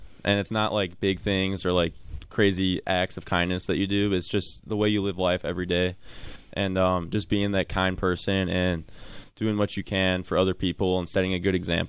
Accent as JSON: {"language": "English", "town": "Mount Prospect", "region": "Illinois", "country": "United States", "tie": "born or raised there", "said": "I grew up in Mount Prospect with Dara."}